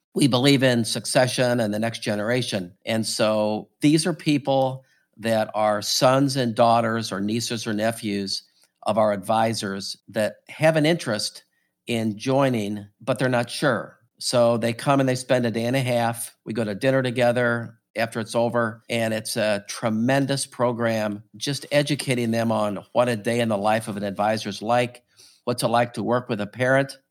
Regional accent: St. Louis, Missouri, United States; also born or lived in Norfolk, Virginia; I grew up in Saint Louis

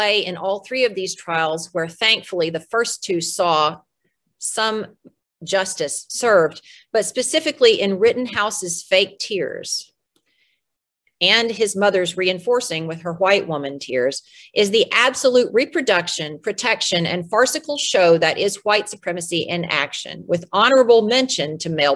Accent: United States; We in the United States

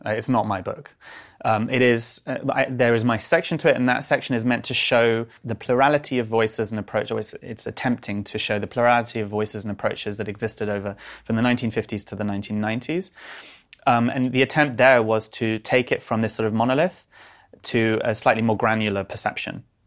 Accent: London, United Kingdom; I grew up in North London

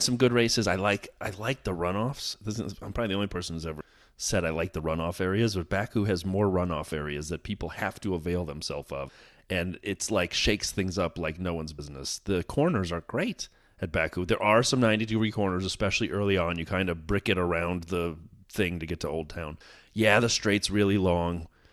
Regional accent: United States; As an American

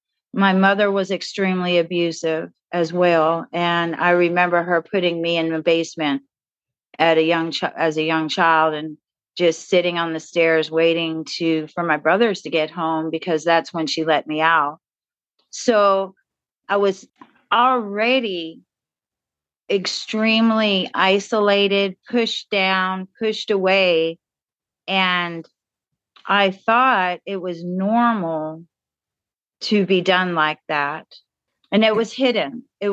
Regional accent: Newport News, Virginia, United States; born there; I was born in Newport News, Virginia, to a father that was a nuclear physicist and my mother was a nurse.

